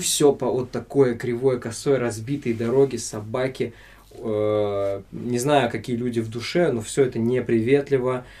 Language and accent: Russian; Siberia, Russia; moved away as an adult; also born or lived in Tomsk / Anzhero-Sudzhensk; now in Saint Petersburg, Russia; я из Сибири